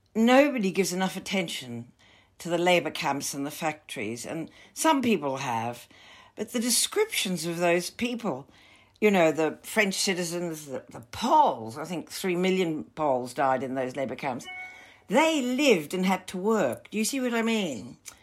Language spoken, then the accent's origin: English; Melbourne, Victoria, Australia; born or raised there